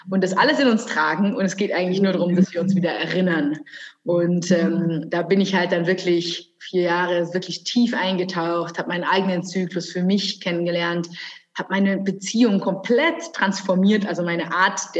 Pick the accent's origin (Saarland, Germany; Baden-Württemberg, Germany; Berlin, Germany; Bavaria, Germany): Bavaria, Germany; also born or lived in Munich / Brazil; genau, also … ähm, ich bin gebürtige Münchnerin, also bin aber dann am Land hier groß geworden